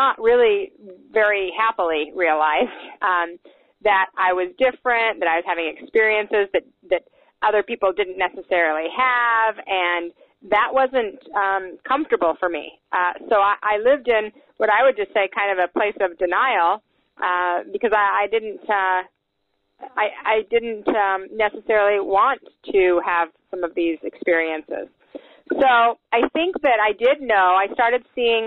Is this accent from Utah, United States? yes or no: yes; Salt Lake City, Utah, United States; I was raised in Salt Lake City, Utah